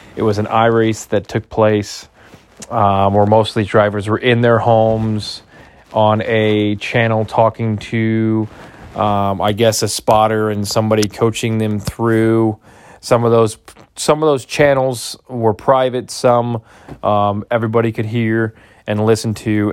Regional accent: near Gary, Northwest Indiana, United States; I grew up in Northwest Indiana, right outside of Gary.

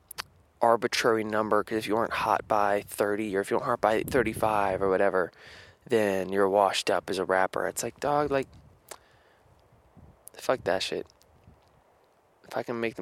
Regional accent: Spencer, United States; moved away; growing up in Spencer

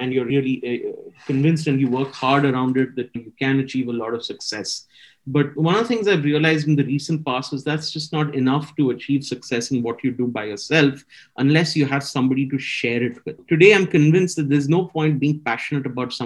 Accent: Chennai, Tamil Nadu, India; now in Mumbai, India; I'm from Chennai.

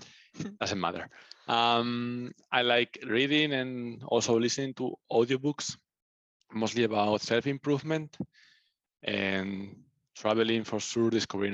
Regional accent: Spain; moved away as an adult; now in Munich, Germany; I am from Spain.

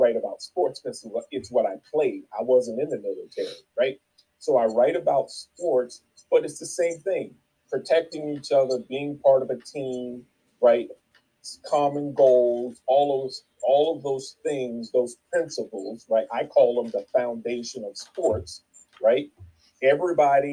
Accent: the South, United States; moved away; also born or lived in Jacksonville, Florida; I grew up in the South

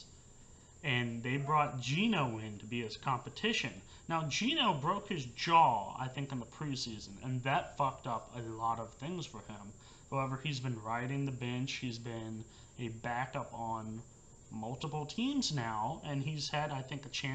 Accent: Memphis, Tennessee, United States; I grew up in Memphis

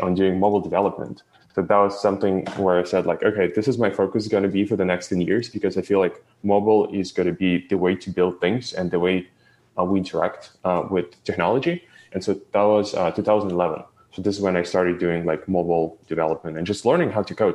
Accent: Ukraine; moved away; I was born in Ukraine

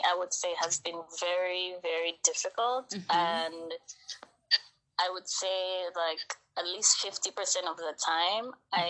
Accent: Dominica; now in Brooklyn, United States; I live in Brooklyn, New York, yeah. but I'm originally from the Caribbean, mm-hmm. an island called Dominica.

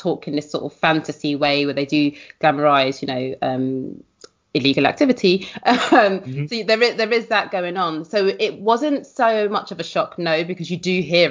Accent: London, United Kingdom; I was from West Kensington

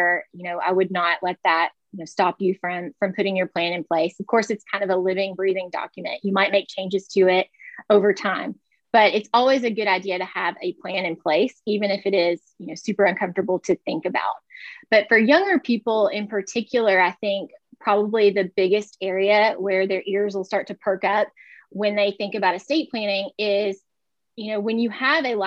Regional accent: West Tennessee, United States; moved away as an adult; also born or lived in Louisville, Kentucky; I'm originally from West Tennessee

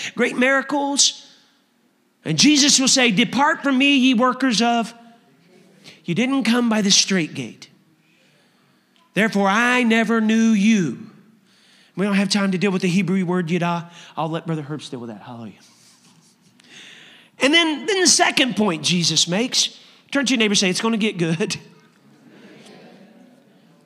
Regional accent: Indiana, United States; I'm from Indiana.

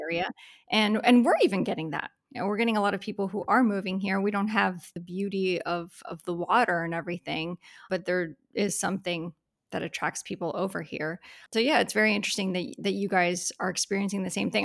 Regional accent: Florida, United States; I am a native Floridian

